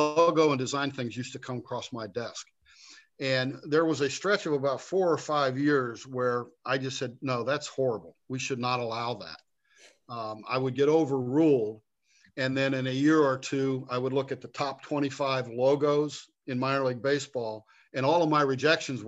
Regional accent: Grove City, Ohio, United States; I was born and raised in Grove City

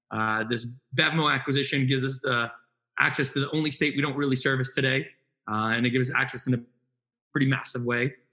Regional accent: New Jersey, United States; So, our first day of college, uh, Yakir and I went to Drexel I moved from North Jersey. He moved from South Jersey, which was a shorter commute from him.

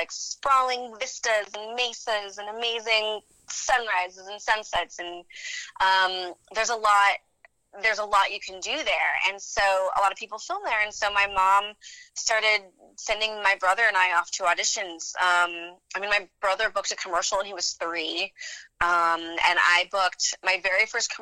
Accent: New Mexico, United States; I grew up in New Mexico. I was born and raised

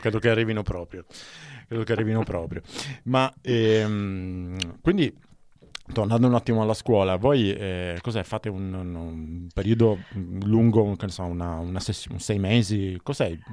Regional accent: Palermo, Sicily, Italy; moved away; io sono palermitano

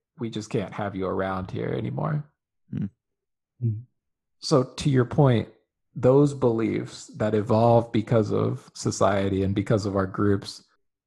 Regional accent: United States; as an American citizen

